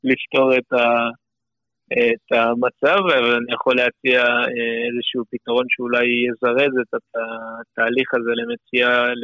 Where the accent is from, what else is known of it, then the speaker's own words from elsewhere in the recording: Canada; now in Beersheba, Israel; אני מקנדה האנגלית